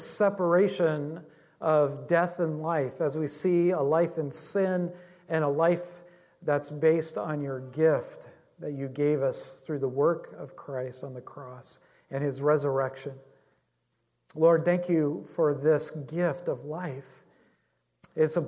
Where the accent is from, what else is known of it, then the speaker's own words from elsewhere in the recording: Alaska, United States; moved away; I grew up in Alaska